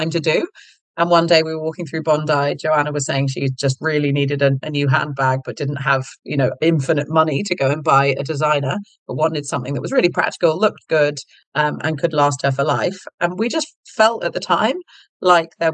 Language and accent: English; United Kingdom; accent: British; moved away; you can probably tell from my accent, I'm British, so grew up in the UK